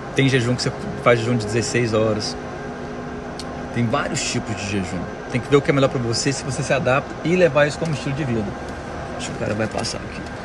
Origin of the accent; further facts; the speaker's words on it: Goiânia, Goiás, Brazil; moved away as an adult; now in United States; Moro aqui nos Estados Unidos tem 12 anos já. Sou de Goiânia.